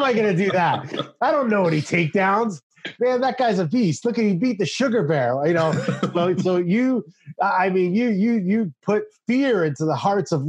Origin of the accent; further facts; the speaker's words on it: Canada; I'm a Canadian